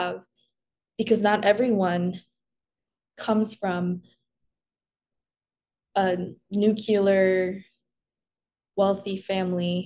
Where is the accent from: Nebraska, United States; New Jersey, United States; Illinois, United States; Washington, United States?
Illinois, United States; Chicago; I grew up in the Korean church. It was not only that, like, I'm a Korean woman, it was also that I was a queer Korean woman. And in communities with the, you know, Korean immigrant community, especially in, you know, the Chicagoland area